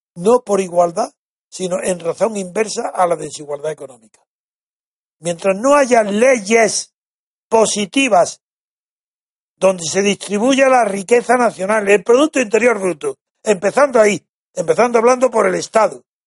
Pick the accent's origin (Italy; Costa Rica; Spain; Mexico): Spain